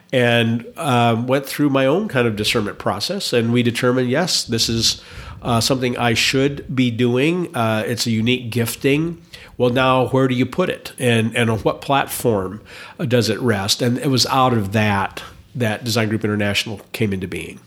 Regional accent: Indiana, United States; also born or lived in Wisconsin; now in Boise, United States; I grew up in Indiana, but lived in Wisconsin for a very long time

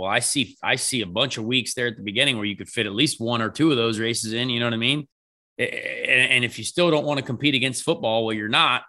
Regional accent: United States; we're American

